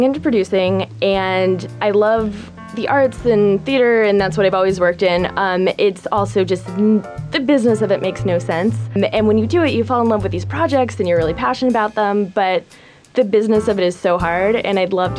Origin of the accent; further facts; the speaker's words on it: Alexandria, Virginia, United States; moved away as an adult; now in New York City, United States; I am from Alexandria, Virginia, right outside of D.C. I went to school at William & Mary and then moved to New York.